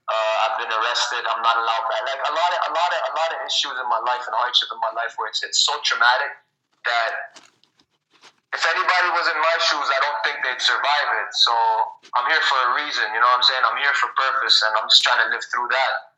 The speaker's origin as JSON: {"language": "English", "region": "Dubai", "country": "United Arab Emirates", "tie": "born or raised there", "moved": "yes", "lives_now": "Toronto, Canada", "said": "I'm based out of Toronto right now, but I actually grew up in Dubai in the Middle East"}